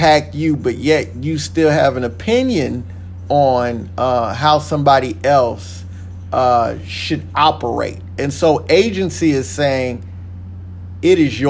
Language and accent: English; Texas, United States; moved away; I am originally from Texas